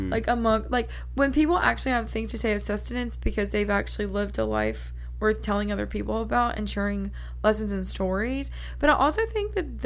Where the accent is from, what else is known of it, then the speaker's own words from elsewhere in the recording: the South, United States; small southern town